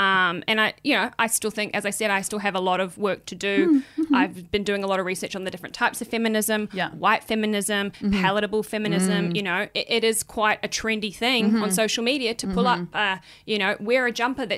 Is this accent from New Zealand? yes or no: yes; New Zealand; I'm white. I come from New Zealand.